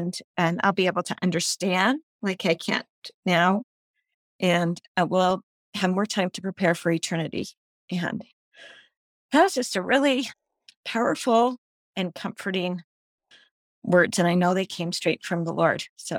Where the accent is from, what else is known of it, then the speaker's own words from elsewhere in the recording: Sandy, Utah, United States; I'm from Utah, Sandy, Utah.